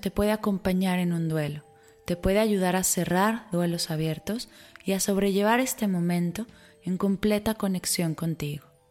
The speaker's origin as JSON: {"language": "Spanish", "country": "Mexico", "said": "para los mexicanos, una fecha por la que mundialmente somos reconocidos"}